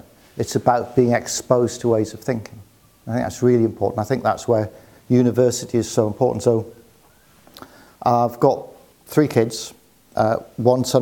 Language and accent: English; Newcastle upon Tyne, North East England, United Kingdom; I'm from the northeast of England. So I grew up in Newcastle